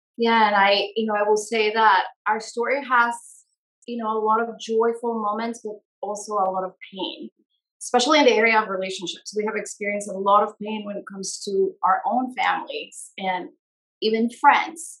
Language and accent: English; Guatemala; moved away as an adult; now in United States; I was born and raised in Guatemala